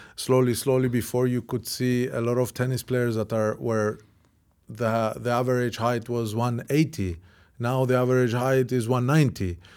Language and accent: English; Cyprus; I came from Cyprus, from a small island